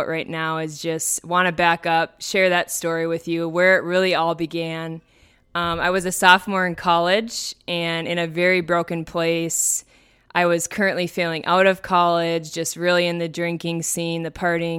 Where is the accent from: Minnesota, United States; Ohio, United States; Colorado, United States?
Minnesota, United States; So first off … I was born and raised here in Minnesota, and I love it here, even though it's very cold.